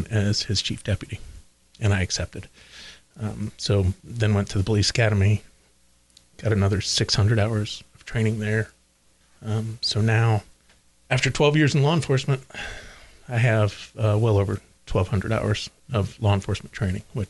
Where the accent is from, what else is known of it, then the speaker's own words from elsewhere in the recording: Oldenburg, Indiana, United States; I was raised in Oldenburg, went to Batesville High School